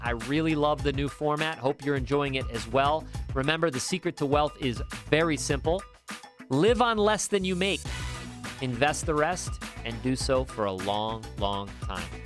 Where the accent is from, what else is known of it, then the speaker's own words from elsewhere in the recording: upstate New York, United States; moved away; I was from upstate New York